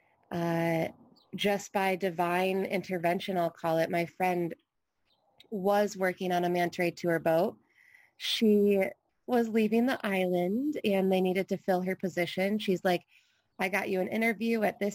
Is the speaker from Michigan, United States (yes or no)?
yes; Michigan, United States; now in Hawaii, United States; I grew up in Michigan, which is absolutely beautiful